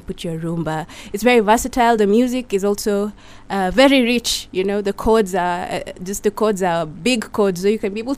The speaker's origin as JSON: {"language": "English", "town": "Nakuru", "region": "Nakuru County", "country": "Kenya", "tie": "born or raised there", "said": "I was born and raised in Nakuru"}